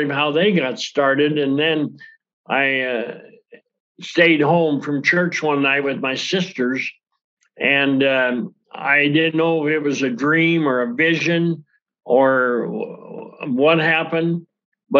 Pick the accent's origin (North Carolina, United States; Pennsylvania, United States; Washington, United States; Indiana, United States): Washington, United States; Yakima; from Yakima, Washington